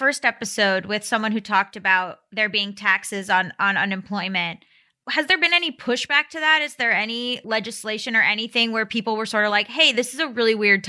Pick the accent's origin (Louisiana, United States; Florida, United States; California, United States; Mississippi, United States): Florida, United States; I'm from Florida.